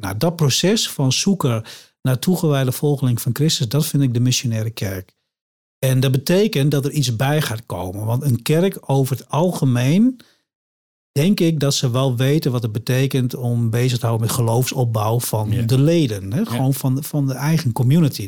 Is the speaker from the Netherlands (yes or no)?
yes; Drenthe, Netherlands; moved away; Ik kom oorspronkelijk uit Drenthe